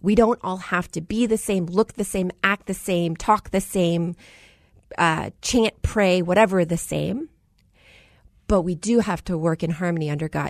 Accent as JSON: {"language": "English", "country": "United States", "said": "the first generation American. I was born to a Punjabi Sikh father who immigrated from India, New Delhi"}